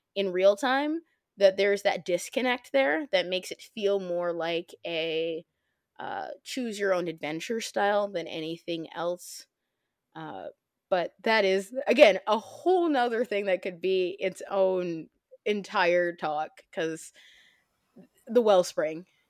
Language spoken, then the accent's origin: English; Midwest, United States; I'm from the Midwest